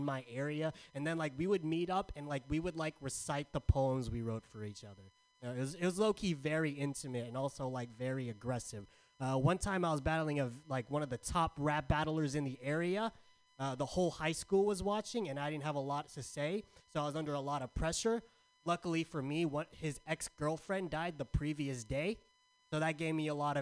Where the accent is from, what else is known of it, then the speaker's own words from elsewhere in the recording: San Diego, California, United States; now in San Francisco, United States; Growing up in San Diego, I was called weird a lot